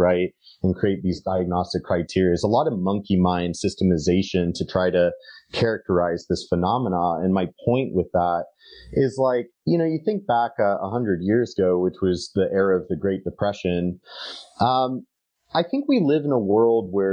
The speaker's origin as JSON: {"language": "English", "country": "United States", "said": "speaking as an American"}